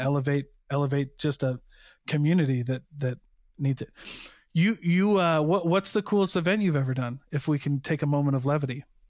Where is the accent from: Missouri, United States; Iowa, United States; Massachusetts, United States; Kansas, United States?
Iowa, United States; now in Utah, United States; I grew up on the Mississippi River